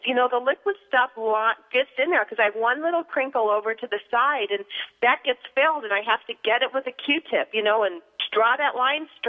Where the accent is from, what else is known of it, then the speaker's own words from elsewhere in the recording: Buffalo, New York, United States; when I was a little girl growing up in Buffalo